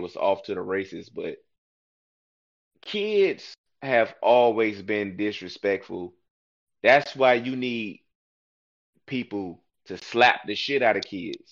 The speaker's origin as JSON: {"language": "English", "town": "Newport News", "region": "Virginia", "country": "United States", "said": "I'm from New Panoos."}